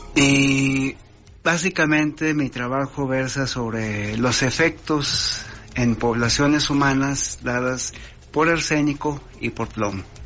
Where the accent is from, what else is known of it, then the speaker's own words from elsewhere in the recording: Torreón, Coahuila, Mexico; also born or lived in London; yo soy de Torreón